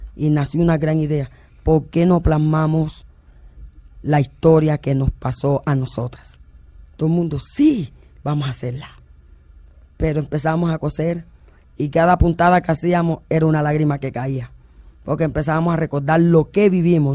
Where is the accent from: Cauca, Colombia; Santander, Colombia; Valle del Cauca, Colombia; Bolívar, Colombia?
Bolívar, Colombia; San Cristóbal; also born or lived in Mampuján, Bolívar; de otro pueblo de Bolívar llamado San Cristóbal, cerquita de Carmen de Bolívar